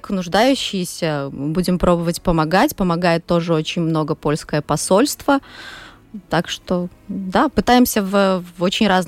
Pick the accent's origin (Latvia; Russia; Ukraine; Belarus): Latvia; Daugavpils, Latgale; Все, кто родились в Даугавпилсе, выросли. Я родилась еще в советское время, поэтому у меня в семье нету русских, но русский он просто как вот как, как с воздухом